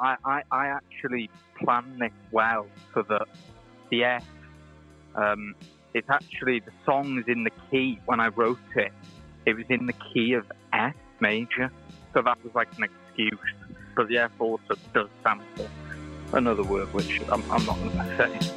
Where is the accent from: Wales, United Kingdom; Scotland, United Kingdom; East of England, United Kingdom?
Wales, United Kingdom; now in Liverpool, United Kingdom; I'm originally Welsh, uh, from Wales, originally, and now I live in Liverpool.